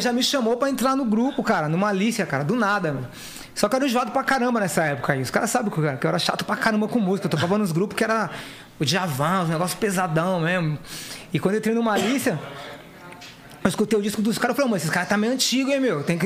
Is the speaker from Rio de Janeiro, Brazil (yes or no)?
no; São Paulo, Brazil; eu sou da Zona Leste, ZL ali de São Paulo